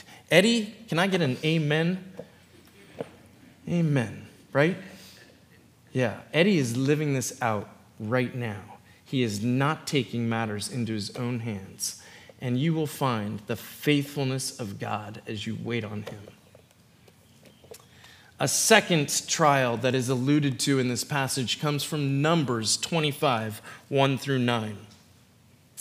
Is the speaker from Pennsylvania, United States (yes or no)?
yes; Philadelphia, Pennsylvania, United States; also born or lived in Indianapolis, Indiana; now in Kona, United States; I'm from Philly